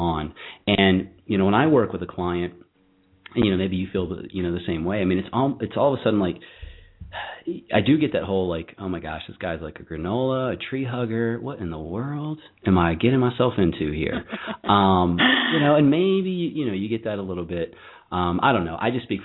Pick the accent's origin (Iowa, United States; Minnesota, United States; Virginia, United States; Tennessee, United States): Virginia, United States; I'm from Virginia myself